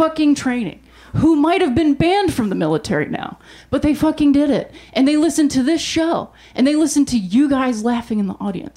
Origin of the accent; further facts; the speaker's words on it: Ohio, United States; I'm from Ohio